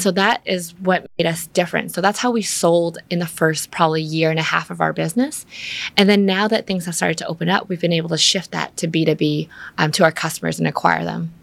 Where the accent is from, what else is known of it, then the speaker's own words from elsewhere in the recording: Vancouver, British Columbia, Canada; moved away as an adult; now in Vietnam; I grew up in Vancouver where there's a lot of nature